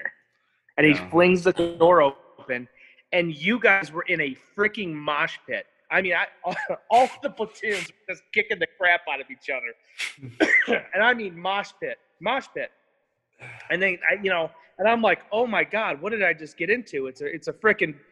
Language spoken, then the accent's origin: English; Michigan, United States; moved away as an adult; I was from Michigan.